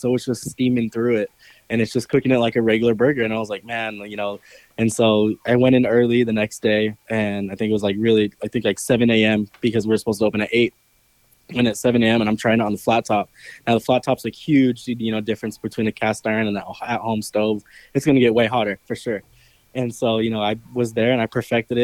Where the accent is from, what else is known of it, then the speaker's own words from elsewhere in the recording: California, United States; moved away; I'm from California